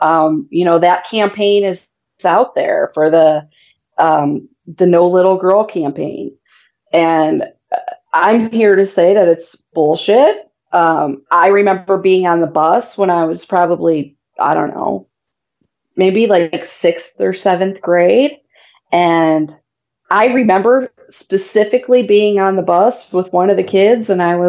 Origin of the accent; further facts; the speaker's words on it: Midwest, United States; I'm from the Midwest.